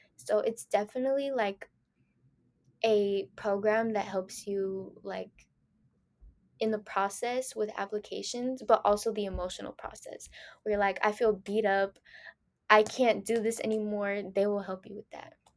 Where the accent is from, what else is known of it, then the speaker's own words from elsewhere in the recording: San Francisco, California, United States; first language Spanish; English is a second language; also born or lived in Danville, California; after fifth grade, I just stayed in San Francisco.